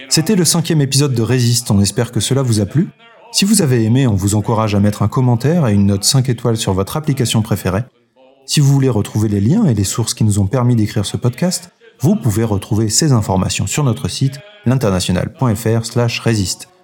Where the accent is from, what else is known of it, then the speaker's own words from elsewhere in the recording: France; chez nous en France